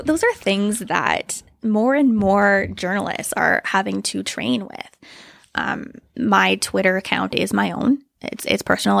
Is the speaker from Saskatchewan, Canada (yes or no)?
yes; just outside of Moose Jaw, Saskatchewan, Canada; moved away as an adult; now in Regina, Canada; grew up just outside of Moose Jaw